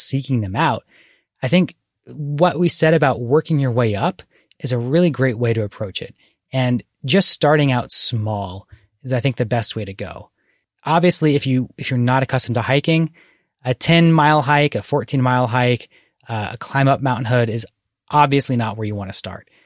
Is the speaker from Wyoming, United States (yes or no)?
no; Philadelphia suburbs, Bucks County, Pennsylvania, United States; now in Oregon, United States; I was born here, but when I was growing up in the Philadelphia suburbs, there were not places to go hiking in Bucks County, Pennsylvania